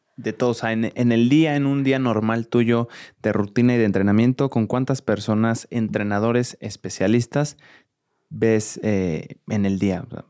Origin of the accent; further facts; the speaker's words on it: Mexico; a todos como mexicanos